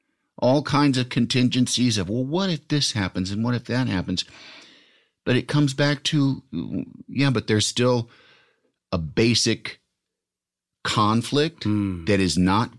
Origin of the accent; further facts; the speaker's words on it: Yorkville, Illinois, United States; It's west of Chicago.